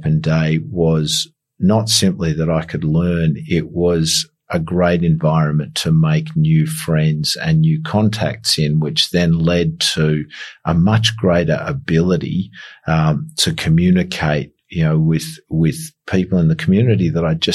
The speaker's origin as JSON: {"language": "English", "country": "Australia", "said": "I'm from Australia."}